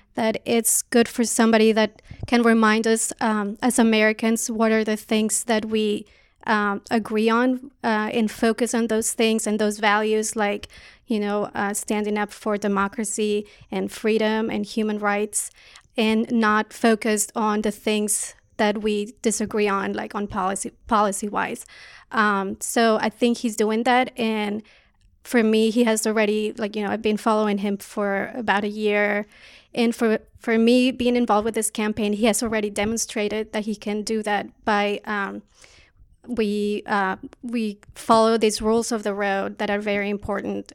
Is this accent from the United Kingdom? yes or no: no; Colombia; now in United States; I'm an immigrant from Colombia